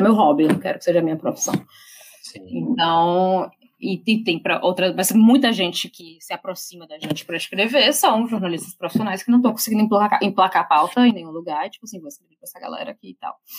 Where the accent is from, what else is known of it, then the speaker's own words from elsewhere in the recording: Brazil; also born or lived in Salvador / São Paulo / London; Eu, como brasileira, tipo, eu nem sou europeia